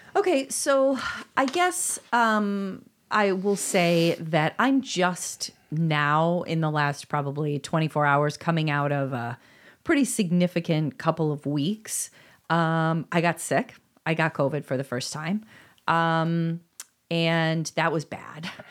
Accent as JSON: {"language": "English", "town": "Chicago", "region": "Illinois", "country": "United States", "said": "as a Chicagoan"}